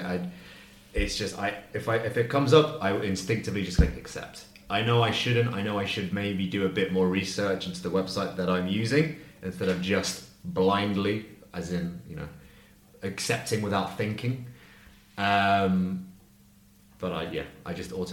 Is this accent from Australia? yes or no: no; London, United Kingdom; now in Spain; I'm from London, so in London we have a lot of surveillance